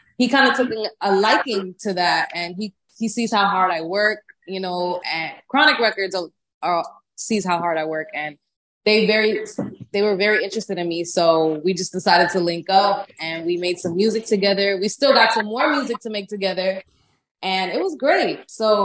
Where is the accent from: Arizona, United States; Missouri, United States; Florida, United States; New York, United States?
Florida, United States; Miami; now in Atlanta, United States; I'm from Miami